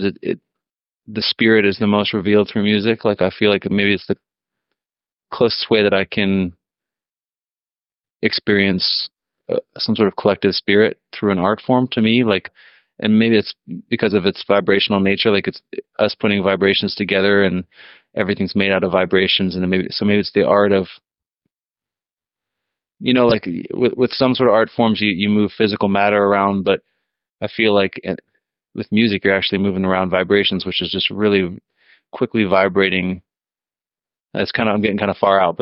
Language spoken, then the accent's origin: English; Minnesota, United States; I'm from Minnesota